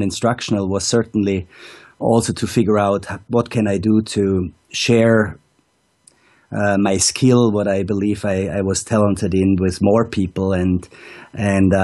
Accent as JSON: {"language": "English", "country": "Austria", "tie": "born or raised there", "also_born_or_lived": "Wanaka, New Zealand", "moved": "as an adult", "said": "now I spend the Austrian winters in my hometown again, and coach on the Arlberg and in the beautiful Montafon"}